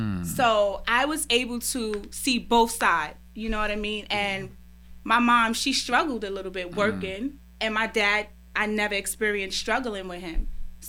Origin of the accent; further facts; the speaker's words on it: Brooklyn, New York, United States; I'm from Brooklyn, yeah.